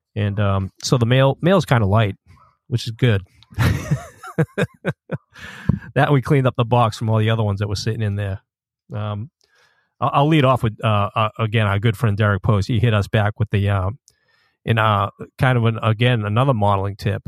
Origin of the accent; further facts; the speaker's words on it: Boston, Massachusetts, United States; when I was growing up in Boston.